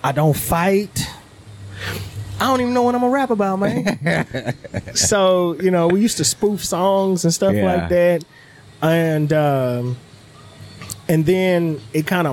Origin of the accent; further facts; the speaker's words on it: Beaumont, Texas, United States; I grew up in Beaumont was outside the city limits. So it was country